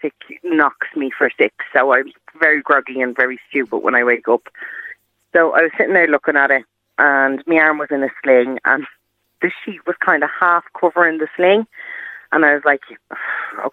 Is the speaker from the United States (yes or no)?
no; Ireland; we're Irish